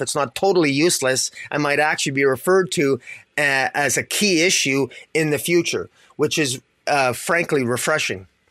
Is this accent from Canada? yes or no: yes; Canada; I'm Canadian